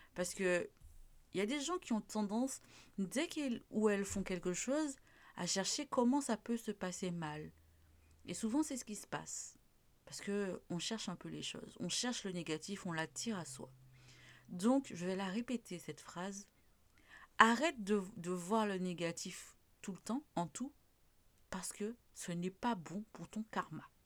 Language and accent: French; Martinique; chez nous en Martinique